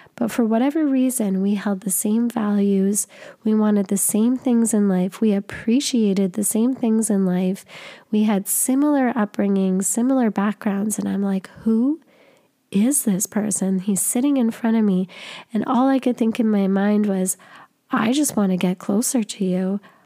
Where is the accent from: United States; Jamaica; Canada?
Canada; I'm from Canada.